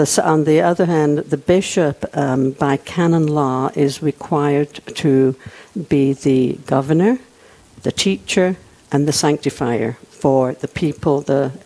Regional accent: England, United Kingdom; moved away as an adult; also born or lived in Germany; now in Rapid City, United States; I was born and raised in England

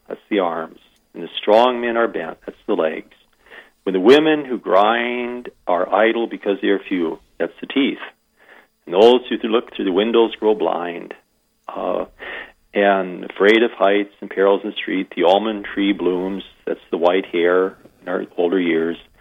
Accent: Iowa, United States; moved away as an adult; also born or lived in South Dakota; now in Wagner, United States; I'm an import from Iowa

